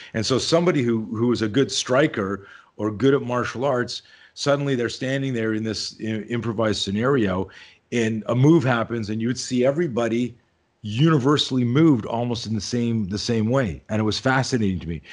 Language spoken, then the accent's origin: English; Canada; now in Southern California, United States; I grew up in Canada, I live in, in Southern California now, but I grew up in Canada